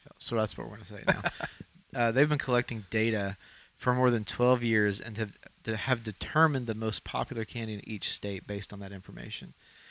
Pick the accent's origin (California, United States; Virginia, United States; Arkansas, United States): Arkansas, United States; we are from Arkansas.